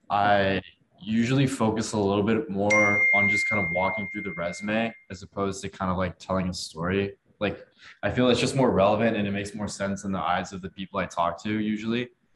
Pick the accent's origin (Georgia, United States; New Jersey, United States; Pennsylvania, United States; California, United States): California, United States; Palo Alto; moved away as an adult; So I'd say I'm originally from the Bay Area, kind of in the Silicon Valley, Palo Alto region.